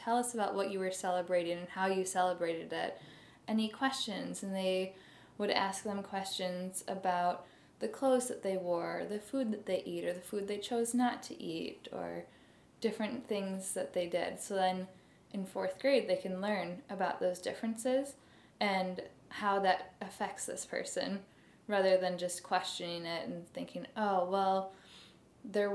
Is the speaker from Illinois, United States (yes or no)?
yes; Barrington, Illinois, United States; I have lived in the Midwest my whole life